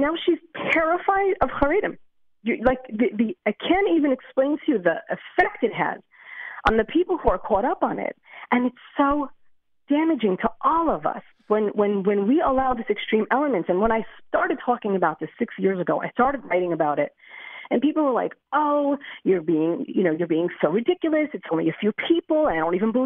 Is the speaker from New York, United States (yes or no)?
no; Lakewood, New Jersey, United States; now in Beit Shemesh, Israel; I grew up in Lakewood, New Jersey